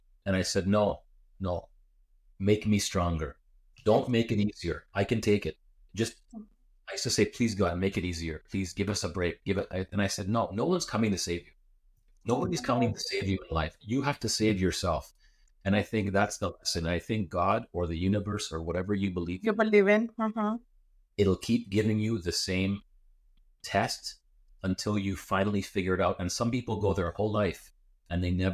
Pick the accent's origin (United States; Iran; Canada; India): Canada; I was born in Canada, I went to Greek school 2 days a week.